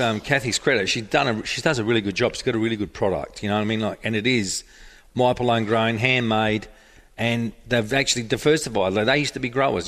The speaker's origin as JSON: {"language": "English", "town": "Murray Bridge", "region": "South Australia", "country": "Australia", "tie": "born or raised there", "said": "I'm born and bred in Murray Bridge"}